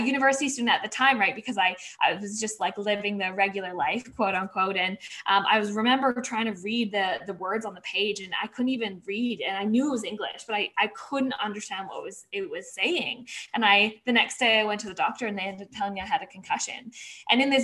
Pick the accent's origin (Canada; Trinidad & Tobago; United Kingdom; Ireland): Canada; Vancouver, British Columbia; So I grew up in Vancouver, Canada.